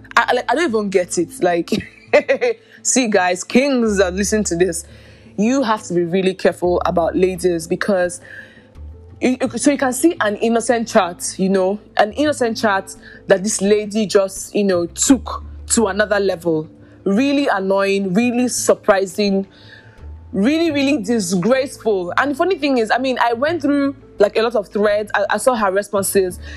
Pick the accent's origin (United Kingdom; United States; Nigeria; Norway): Nigeria; I'm Nigerian.